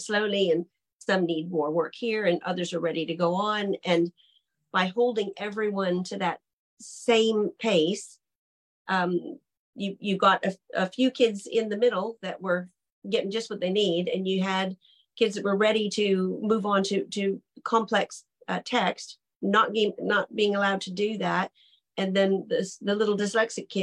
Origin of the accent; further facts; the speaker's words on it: United States; also born or lived in Britain; now in United Kingdom; as an American living in Britain